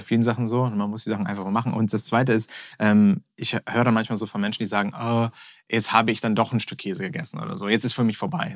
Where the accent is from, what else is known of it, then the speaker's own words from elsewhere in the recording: Hamburg, Germany; als echter Hamburger